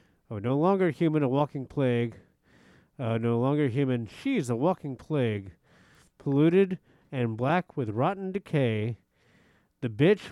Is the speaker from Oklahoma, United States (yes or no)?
yes; Tulsa, Oklahoma, United States; I am from Tulsa, Oklahoma